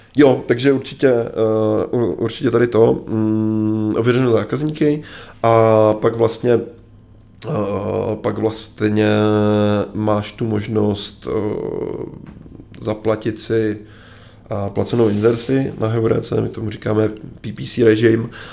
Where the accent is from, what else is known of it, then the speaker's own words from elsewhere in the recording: Czechia; já jsem Čech